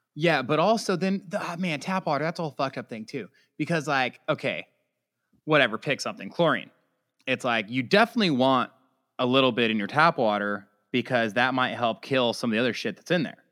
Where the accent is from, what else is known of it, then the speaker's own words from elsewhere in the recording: California, United States; we're just both from California.